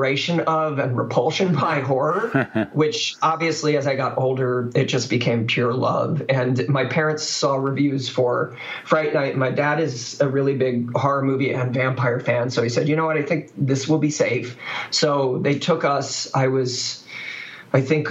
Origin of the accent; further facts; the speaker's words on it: Chicago, Illinois, United States; I grew up in the Chicagoland area, and we were the people who had Son of Svengoolie as our local horror movie host